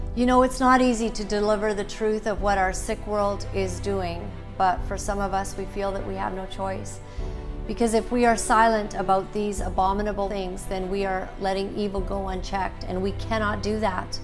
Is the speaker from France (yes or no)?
no; Canada; We are all Canadian